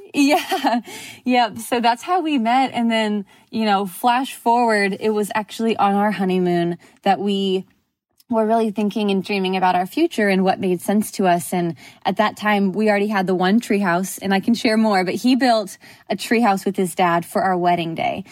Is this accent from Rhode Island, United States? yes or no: no; Southern California, United States; moved away as an adult; also born or lived in Houston; I grew up in Southern California